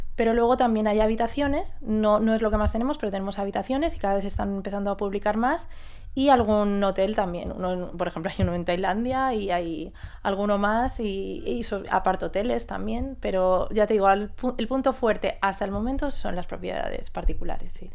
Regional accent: Mallorca, Balearic Islands, Spain; Vengo de Mallorca, que es mi casa

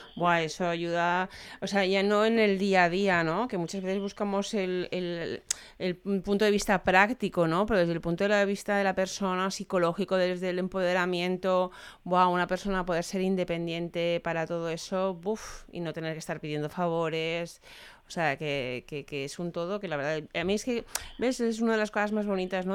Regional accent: Valencia, Valencian Community, Spain; yo soy de Valencia

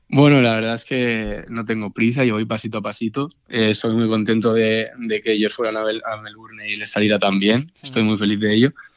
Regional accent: Castellón de la Plana, Valencian Community, Spain; estoy súper a gusto en Castellón, es mi ciudad

